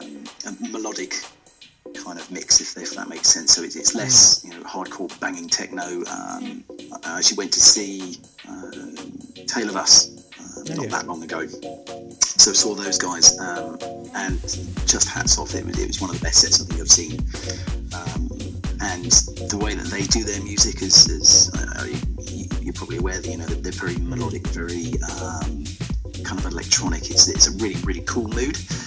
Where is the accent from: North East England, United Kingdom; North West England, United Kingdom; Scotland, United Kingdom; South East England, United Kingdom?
South East England, United Kingdom; Winchester; moved away as an adult; now in London, United Kingdom; I grew up in Winchester, so Bournemouth was probably the closest that we had to the big clubs down there